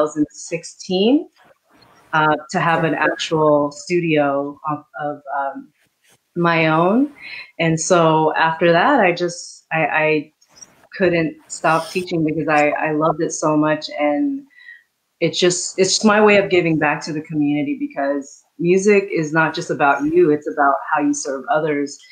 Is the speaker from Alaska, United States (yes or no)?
no; San Jose, California, United States; also born or lived in Quezon City, Philippines; I was born in Quezon City. Very, very proud to be born in the Philippines. I was raised in the Bay Area, specifically San Jose.